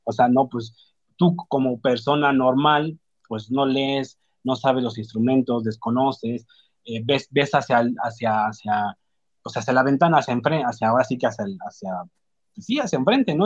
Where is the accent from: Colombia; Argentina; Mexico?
Mexico; Nosotros como mexicanos